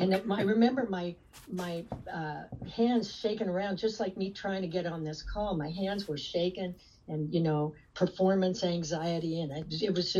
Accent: Newton, Iowa, United States; I grew up in Newton where they made Maytags. Newton, Iowa

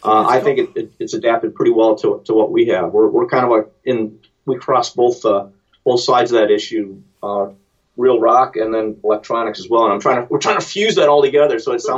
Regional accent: Cleveland, Ohio, United States; Cleveland. I'm from Cleveland.

